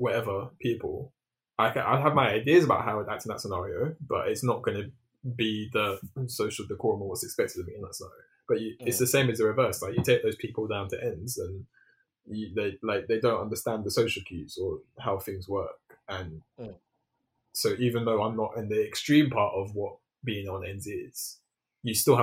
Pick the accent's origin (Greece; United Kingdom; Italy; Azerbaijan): United Kingdom; London; I grew up in South Norwood.